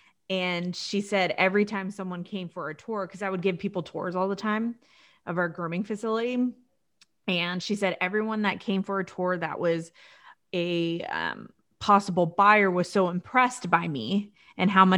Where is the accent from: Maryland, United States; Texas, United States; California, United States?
California, United States; Orange County; I'm born and raised in Orange County